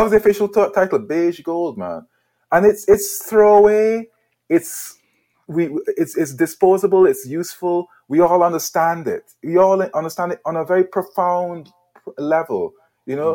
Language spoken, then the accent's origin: English; Guyana; moved away as an adult; also born or lived in Edinburgh, Scotland; now in United Kingdom; born in Edinburgh, right, moved to Guyana when I was five years old